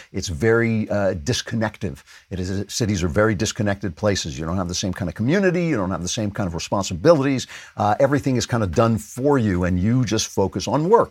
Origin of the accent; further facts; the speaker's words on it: Nassau County, New York, United States; moved away; I grew up in Nassau County